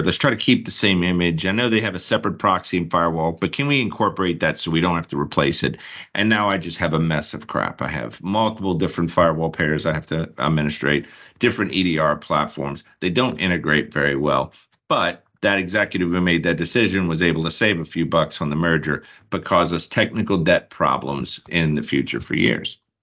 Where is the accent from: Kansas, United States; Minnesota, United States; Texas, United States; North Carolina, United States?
North Carolina, United States; Charlotte; We're both from the Charlotte area